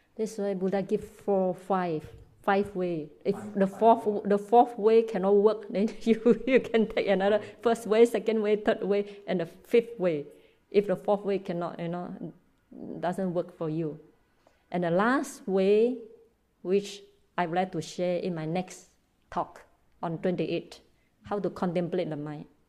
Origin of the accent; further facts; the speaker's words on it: Malaysia; also born or lived in Myanmar; I live in Malaysia. I'm Malaysian, but I was trained in Burma